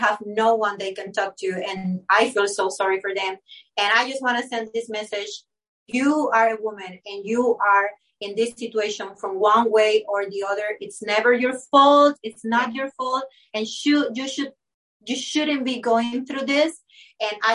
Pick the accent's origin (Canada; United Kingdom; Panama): Panama; English is a second language; I was Panamanian, my English is not my native language